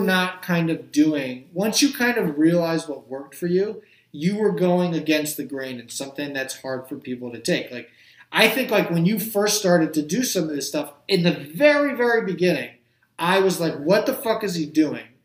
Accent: New Jersey, United States; I grew up in Jersey, so there's a lot of fishing off the Jersey Shore

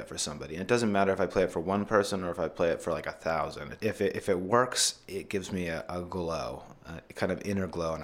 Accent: Idaho, United States; moved away; I'm from Idaho originally

